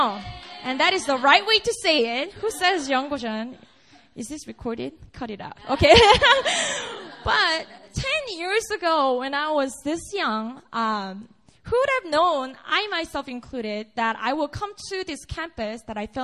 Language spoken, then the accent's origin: English; Busan, South Korea; I was born and raised up in Busan. It's a city in the south in Korea.